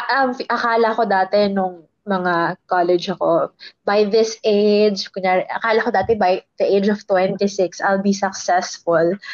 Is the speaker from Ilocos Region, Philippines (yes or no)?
no; Taguig, Metro Manila, Philippines; I'm from Taguig